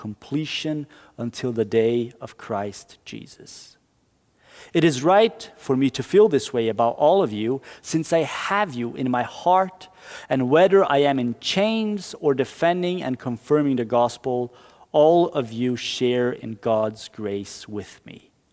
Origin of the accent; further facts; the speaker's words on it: Brazil; now in Norway; my home country, Brazil.